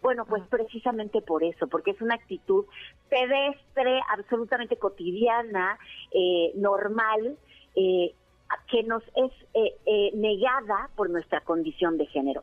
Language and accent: Spanish; Mexico; soy una mexicana